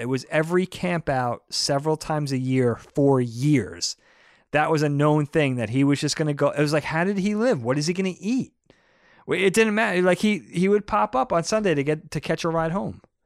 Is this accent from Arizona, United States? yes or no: no; Brookhaven, New York, United States; moved away; also born or lived in Philadelphia; I grew up in Brookhaven in Troop Four.